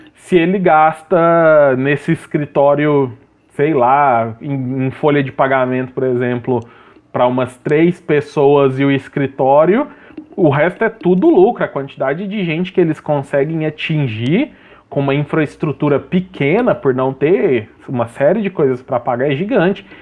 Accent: Brazil

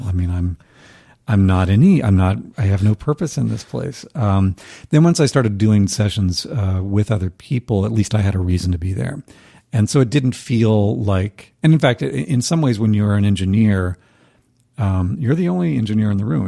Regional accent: North Carolina, United States; moved away as an adult; also born or lived in Boston; I knew from high school when we grew up in North Carolina, different parts of the state

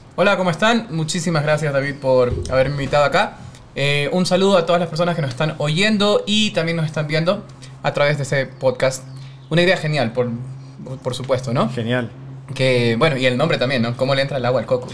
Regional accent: Guayaquil, Guayas, Ecuador; soy guayaquileño, tengo 32 años

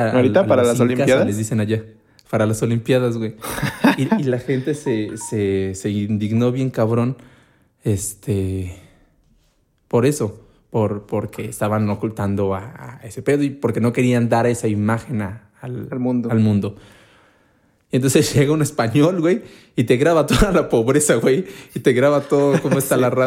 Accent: Mexico; como buenos mexicanos malinchistas

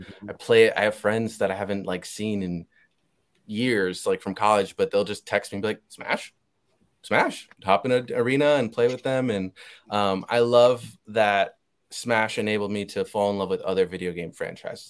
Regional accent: Puerto Rico; I have family members who couldn't even watch Moana because we're from Puerto Rico

